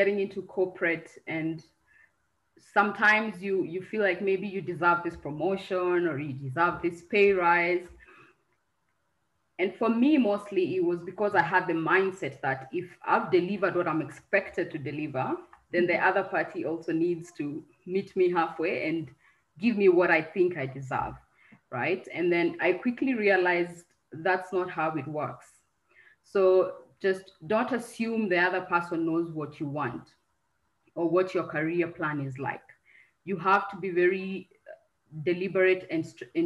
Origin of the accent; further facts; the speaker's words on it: Kenya; moved away as an adult; also born or lived in Turkey / Cameroon; I'm Kenyan